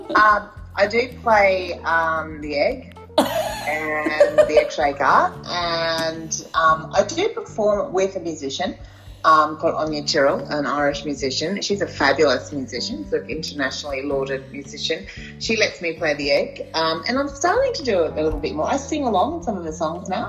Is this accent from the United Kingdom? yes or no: no; Wondai, Queensland, Australia; Bondi is a town um, in Western Queensland. It's by a place called the South Burnett near Kingaroy.